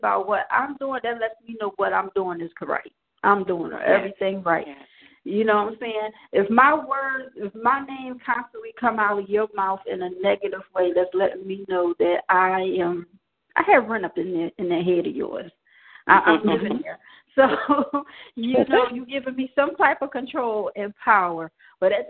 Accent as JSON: {"language": "English", "town": "Philadelphia", "region": "Pennsylvania", "country": "United States", "said": "I'm from Philly as well."}